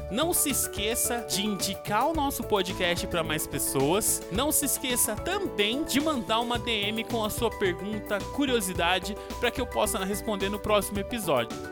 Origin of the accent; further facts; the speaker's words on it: Campinas, São Paulo, Brazil; moved away as an adult; also born or lived in Rondonópolis, Mato Grosso; voltei para minha cidade natal, que é Campinas.